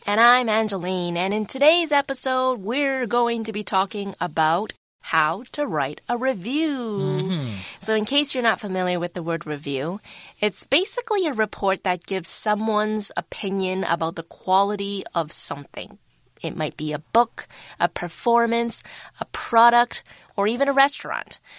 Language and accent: English; Vancouver, British Columbia, Canada; I grew up in Vancouver